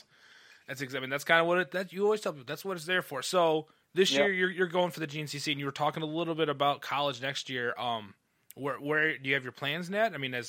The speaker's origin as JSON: {"language": "English", "region": "Midwest", "country": "United States", "said": "it's weird as a Midwesterner to say this, is like most racing is shut down."}